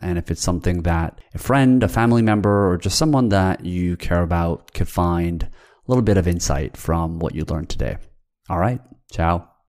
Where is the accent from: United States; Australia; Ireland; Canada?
Canada; I grew up in Canada